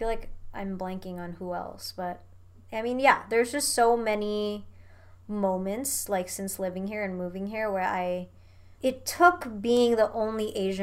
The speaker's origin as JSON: {"language": "English", "region": "Jakarta", "country": "Indonesia", "tie": "born or raised there", "also_born_or_lived": "Nashville, United States", "moved": "as an adult", "lives_now": "Los Angeles, United States", "said": "I was born and raised in Indonesia"}